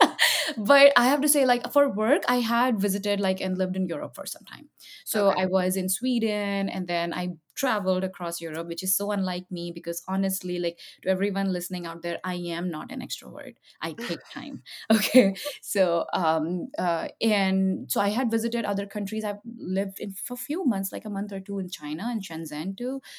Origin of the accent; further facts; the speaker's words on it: Jamshedpur, Jharkhand, India; now in United States; I grew up in a small town in India, um, and uh, it's called that, and it's called it's famous for the Tatas